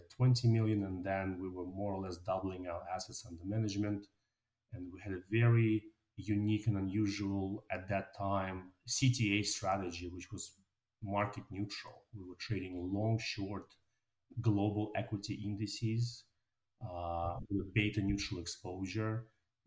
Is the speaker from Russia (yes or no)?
yes; Moscow, Russia; moved away; also born or lived in New York City, United States; I was born in Moscow, Russia, and I came to New York with my parents. I went to a very normal public high school in New York City